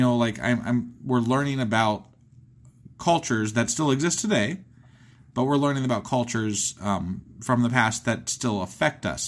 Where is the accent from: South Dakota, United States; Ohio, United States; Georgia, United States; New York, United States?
Ohio, United States; I'm from Ohio